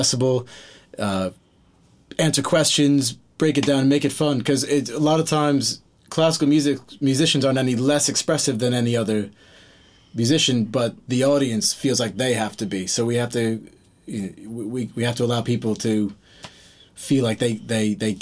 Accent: Guilderland, New York, United States; also born or lived in Duanesburg, New York; we grew up in Gilderland

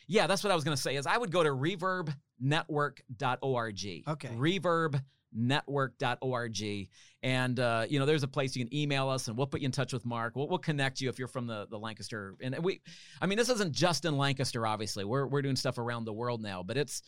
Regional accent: Canada; I'm a Canadian.

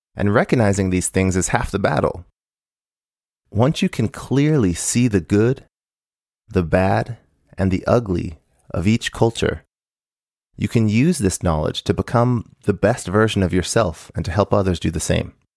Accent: United States; also born or lived in Japan; growing up in the U S

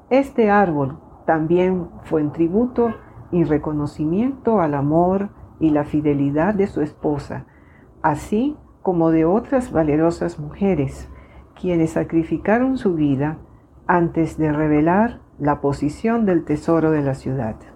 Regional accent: Venezuela; Soy médico venezolana

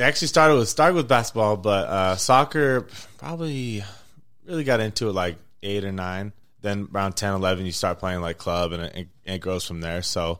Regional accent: Las Vegas, Nevada, United States; growing up in Vegas

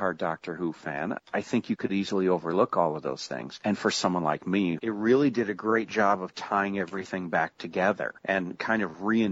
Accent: upper Midwest, United States; As an American born in the upper Midwest

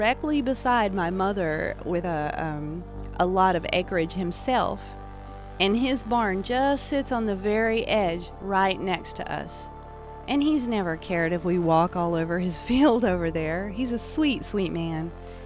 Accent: Appalachia, United States; also born or lived in western North Carolina; I'm an Appalachian artist, a spiritualist, and a storyteller.

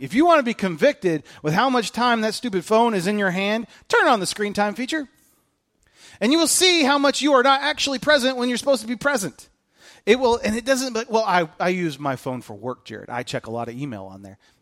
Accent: United States; I'm an American

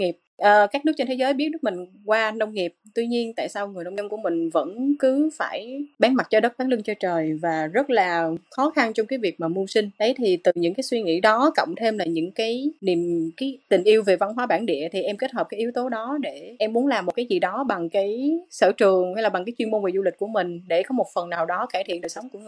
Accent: Cần Thơ, Vietnam; Tây Đô là là tên gọi của Cần Thơ ngày xưa thì em là Cần Thơ là em sinh ra và lớn lên Cần Thơ và hiện tại là em vẫn đang làm việc ở Cần Thơ luôn

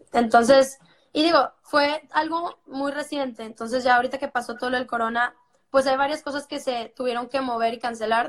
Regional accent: Monterrey, Nuevo León, Mexico; de la misma ciudad de donde soy yo

